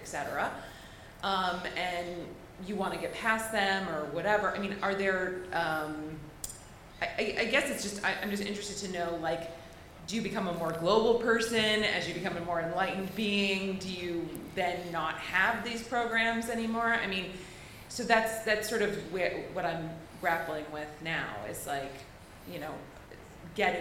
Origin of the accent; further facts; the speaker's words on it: United States; I'm an American, I'm a woman, I speak like these languages